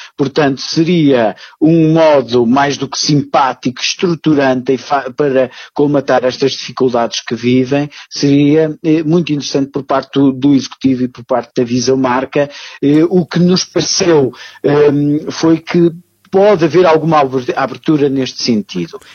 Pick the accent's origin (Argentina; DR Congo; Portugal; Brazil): Portugal; Carregal do Sal, Centro; eu sou cargalense, nasci em Carregal do Sal, amo muito esta terra